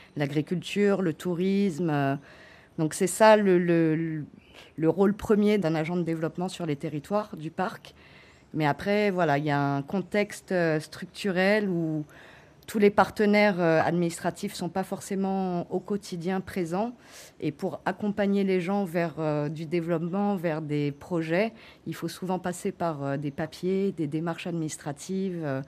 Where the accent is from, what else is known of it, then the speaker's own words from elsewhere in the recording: French Guiana; je suis née en Guyane